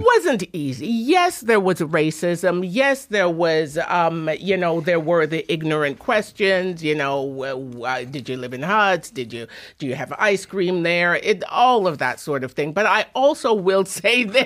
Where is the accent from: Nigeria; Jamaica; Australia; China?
Jamaica; Kingston; also born or lived in England / Drumheller, Alberta; now in Toronto, Canada; I was born in England, raised in Jamaica. Jamaica kinda formed me.